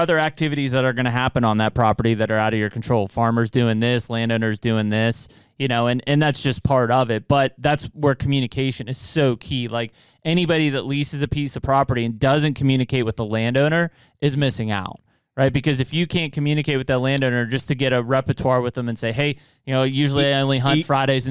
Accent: Western Pennsylvania, United States; when I grew up here in Western Pennsylvania

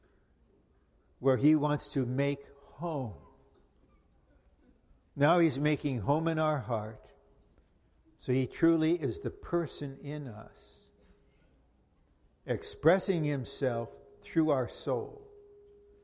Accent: United States; I'm not an American. I'm not a Finno-Swedish Caucasian American.

